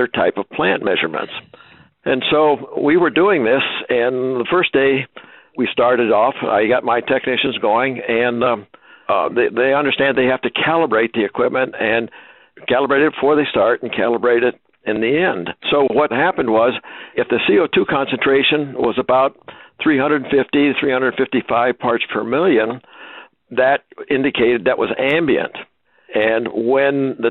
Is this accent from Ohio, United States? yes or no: yes; Ohio, United States; I was born and raised in Ohio on a small farm